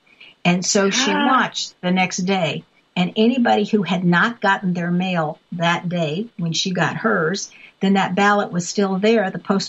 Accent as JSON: {"language": "English", "region": "California", "country": "United States", "tie": "born or raised there", "moved": "yes", "said": "people I grew up with in California."}